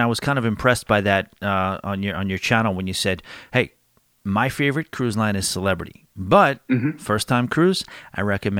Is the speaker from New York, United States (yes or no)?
yes; New York, United States; I'm one of the few diehard country fans that are born and raised in New York.